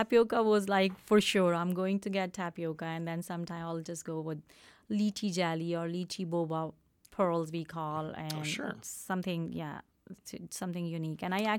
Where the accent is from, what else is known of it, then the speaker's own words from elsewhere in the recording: Pakistan; English is a second language; moved away as an adult; Yeah, the story, we came from Pakistan, me and my husband. He's been here for a long time. I came 10 years ago, and I always wanted to do something back home, to have my own business.